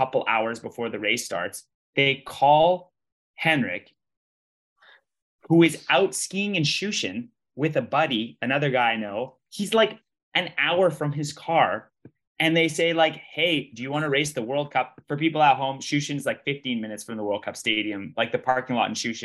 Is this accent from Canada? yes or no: yes; Canada; I'm Canadian.